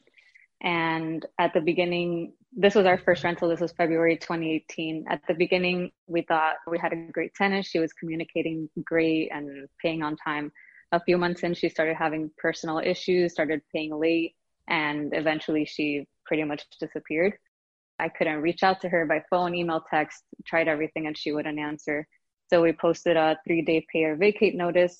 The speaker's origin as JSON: {"language": "English", "town": "Miami", "region": "Florida", "country": "United States", "moved": "as an adult", "lives_now": "Brooklyn, United States", "said": "I'm originally from Miami, Florida. My husband and I moved to Brooklyn, New York 4 years ago"}